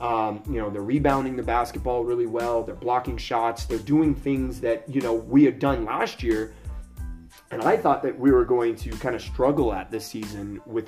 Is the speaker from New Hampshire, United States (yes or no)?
no; Los Angeles, California, United States; I'm going to go with my hometown boys, too. I'm going to go with the Lakers on this one.